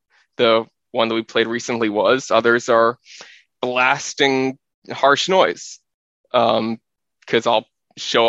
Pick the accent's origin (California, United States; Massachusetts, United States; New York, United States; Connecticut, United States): New York, United States; New York City; I grew up in New York City, living in an apartment